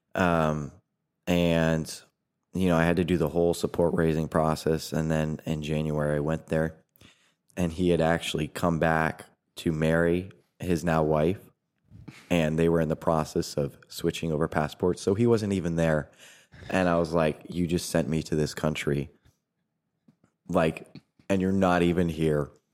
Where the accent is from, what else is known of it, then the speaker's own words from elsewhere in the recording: New Hampshire, United States; moved away as an adult; also born or lived in Brazil; now in Indiana, United States; I'm originally from New Hampshire.